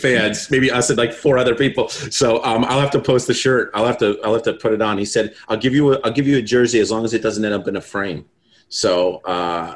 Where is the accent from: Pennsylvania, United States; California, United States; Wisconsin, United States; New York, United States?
New York, United States; New Yorker, United States; as a New Yorker